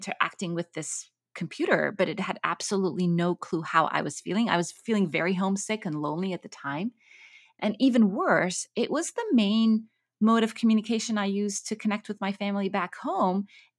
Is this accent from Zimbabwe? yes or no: no; Cairo, Egypt; moved away as an adult; also born or lived in Kuwait / Abu Dhabi, United Arab Emirates; So I grew up in the Middle East. I grew up in Cairo and in Kuwait and Abu Dhabi. But then I had the opportunity to move to Cambridge University to do my PhD.